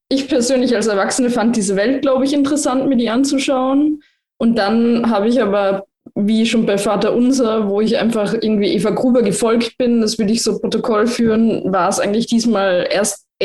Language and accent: German; Lienz, Tyrol, Austria; jeder, der aus Lienz, aus meiner Heimat, Heimatstadt in Osttirol kommt